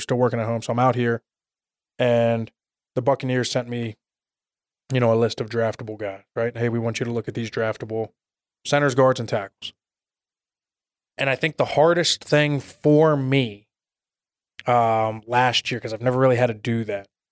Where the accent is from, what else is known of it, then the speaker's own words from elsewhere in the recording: Pittsburgh, Pennsylvania, United States; moved away as an adult; now in Arizona, United States; I grew up outside of Pittsburgh